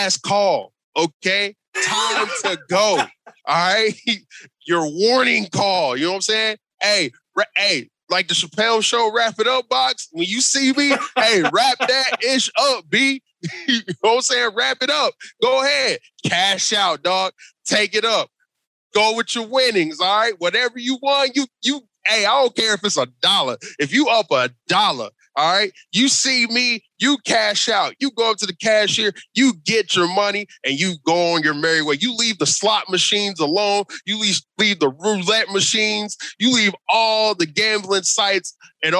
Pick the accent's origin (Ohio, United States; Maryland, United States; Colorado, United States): Ohio, United States; I am from Ohio.